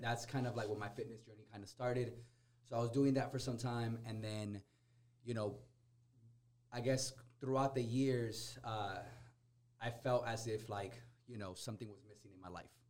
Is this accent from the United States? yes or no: yes; Corona, United States; growing up in Corona, I could I could tell you there's very very few people that know how to dance bachata y salsa.